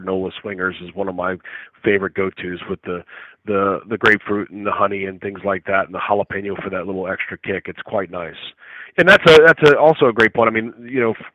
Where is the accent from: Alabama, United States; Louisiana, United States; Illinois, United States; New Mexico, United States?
Louisiana, United States; the culture that I was raised around in Louisiana